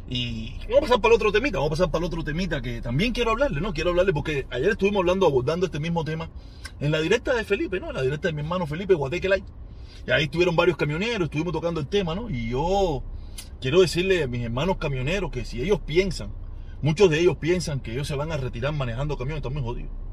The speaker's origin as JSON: {"language": "Spanish", "country": "Cuba", "moved": "yes", "said": "nosotros, como cubanos"}